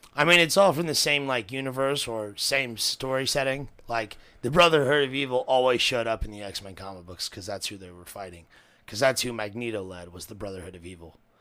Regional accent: Cincinnati, Ohio, United States; I'm from Cincinnati

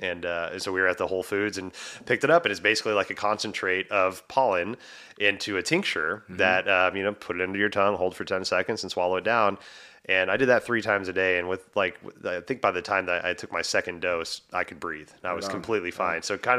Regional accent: the South, United States; because I grew up in the South, like it's freaking hot as shit down there, right?

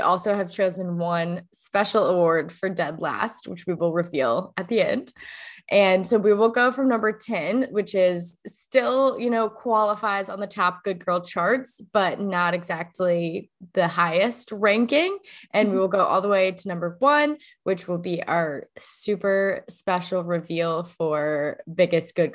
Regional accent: the South, United States; I grew up in the South

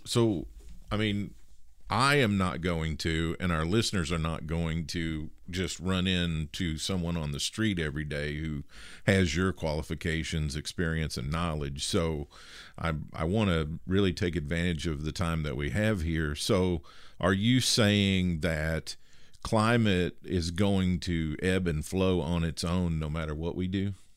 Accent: Midwest, United States; I was a kid, uh, growing up in the Midwest in nineteen seventy-four

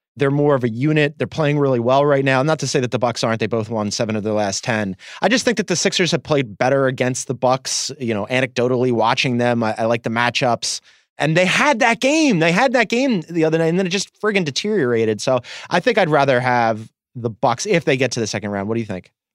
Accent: Philadelphia, Pennsylvania, United States; my experience as a Philadelphian

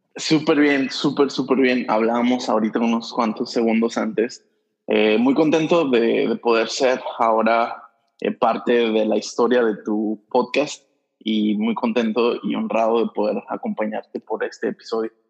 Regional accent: Durango, Mexico; moved away as an adult; also born or lived in Dallas / Los Angeles / Ensenada / Mazatlán; now in Monterrey, Mexico; Yo, yo nací en Durango, Durango. Este, es una ciudad pequeña, un estado grande. Eh, y ahí estuve pues, hasta, los, hasta los 19

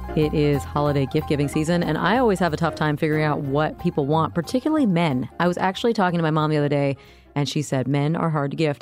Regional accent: Orlando, Florida, United States; I grew up in Orlando

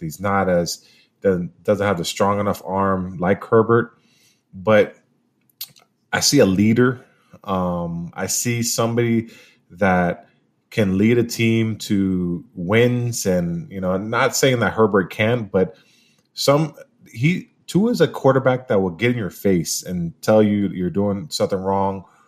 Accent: Miami, Florida, United States; I'm from Miami

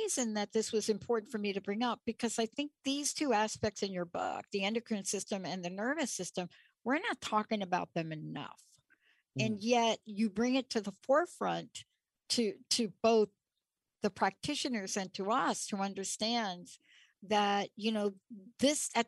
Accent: New York, United States; I'm from New York

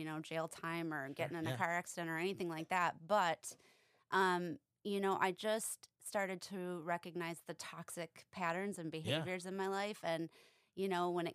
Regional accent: Detroit, Michigan, United States; now in Seattle, United States; I'm from Detroit, Michigan, originally

